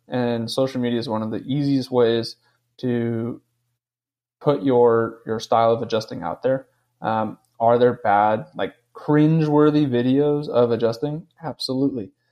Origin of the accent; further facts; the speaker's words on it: East Coast, United States; I'm from the East Coast